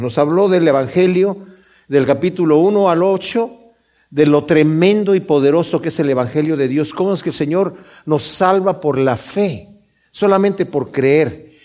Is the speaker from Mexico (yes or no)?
yes; Mexico; yo soy de México